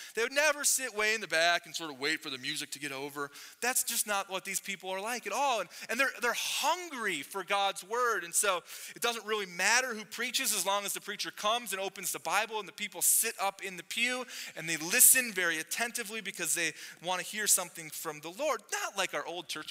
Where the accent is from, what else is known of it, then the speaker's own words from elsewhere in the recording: United States; I grew up in America